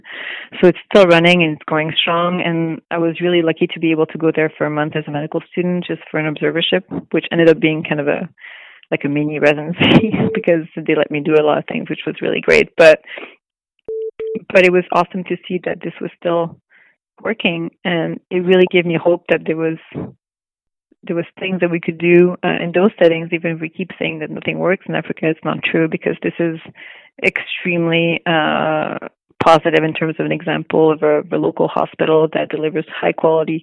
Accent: Montreal, Quebec, Canada; moved away as an adult; also born or lived in Los Angeles; now in Vancouver, Canada; I'm from Montreal. I'm French Canadian. And I did, I grew up there

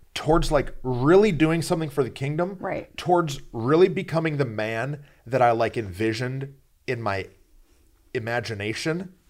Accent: Flint, Michigan, United States; I'm from the murder mitten uh, Michigan. Yeah. And so Flint, Flint town

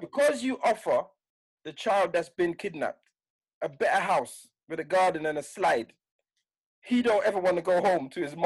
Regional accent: United Kingdom; I'm British, but I'm British to Jamaican parents.

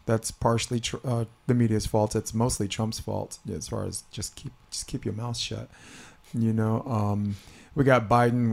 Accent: California, United States; as a Californian

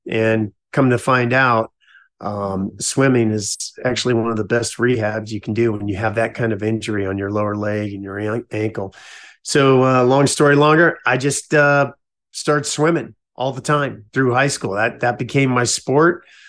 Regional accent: California, United States; also born or lived in Lackland Air Force Base, Texas; born, born Texas, but raised in California

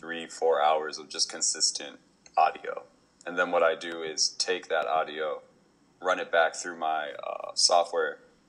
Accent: Minnesota, United States; also born or lived in East Coast; now in Los Angeles, United States; I'd like to say I'm homegrown from Minnesota, but was born on the East Coast. Came over to Minnesota, and now I'm out here

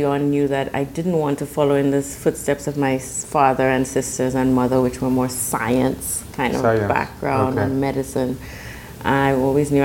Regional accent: St. Lucia; Yes, I'm from St. Lucia, which is a very small island in the Caribbean

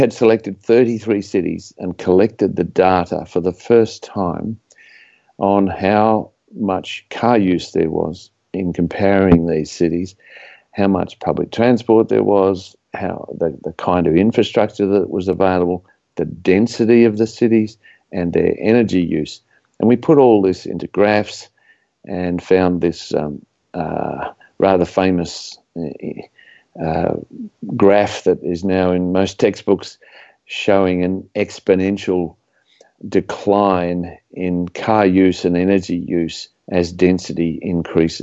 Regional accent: Australia; I was grew up as an Australian suburban person

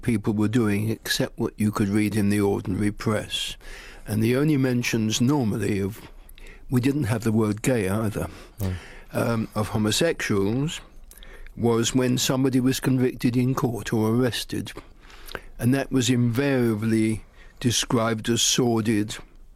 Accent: London, United Kingdom; I'm a Londoner and I left home at 18 to go and live in a bedsit in the West End

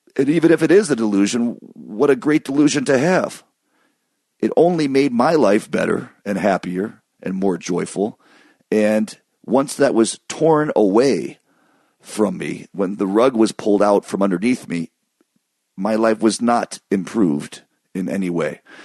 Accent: Michigan, United States; moved away; we grew up in Michigan

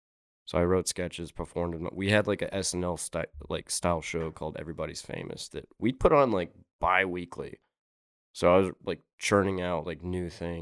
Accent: Alabama, United States; I grew up in Alabama.

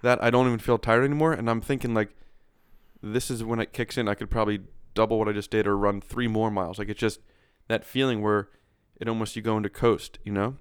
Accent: Pennsylvania, United States; Pennsylvania, and I know everything west of where I grew up

